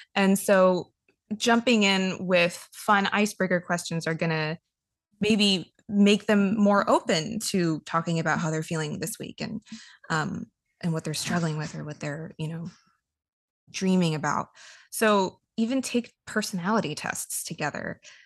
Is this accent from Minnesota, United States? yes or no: no; Los Angeles, California, United States; moved away; growing up in Los Angeles